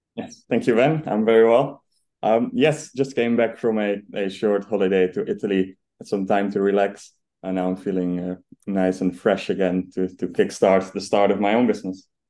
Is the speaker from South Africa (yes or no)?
no; Netherlands; now in United Kingdom; as you can probably hear, I'm I'm Dutch. So I grew up in the Netherlands